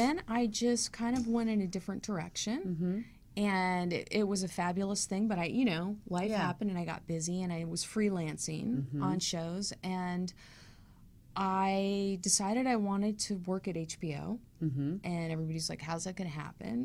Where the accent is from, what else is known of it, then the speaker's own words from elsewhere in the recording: Los Angeles, California, United States; also born or lived in New York City; I was born in New York City, and then when I was about a year and a half, my parents moved to Hollywood